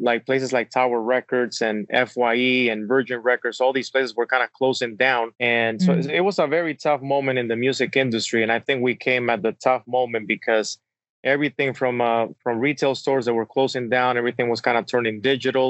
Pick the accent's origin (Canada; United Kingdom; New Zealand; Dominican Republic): Dominican Republic; Santo Domingo; English is a second language; moved away as an adult; also born or lived in Wisconsin; now in United States; I'm actually originally born and raised in Santo Domingo, Dominican Republic, small island in the Caribbean.